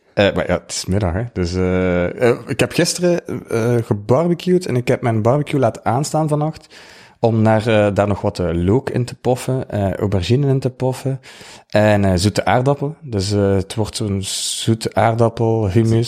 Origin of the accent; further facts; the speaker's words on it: Ghent, Flanders, Belgium; accent: Ghent; now in West Flanders, Belgium; Ik, ik kom uit Gent, dat hoor je waarschijnlijk wel. Ik ben verhuisd naar West-Vlaanderen